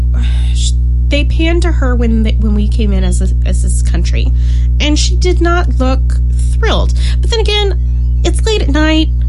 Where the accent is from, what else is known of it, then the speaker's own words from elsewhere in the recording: United States; as an American